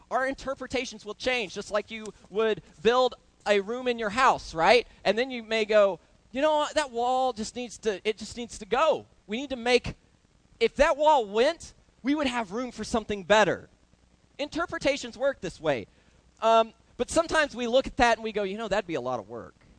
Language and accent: English; Oklahoma, United States; I grew up roofing in Oklahoma with my uncle Arthur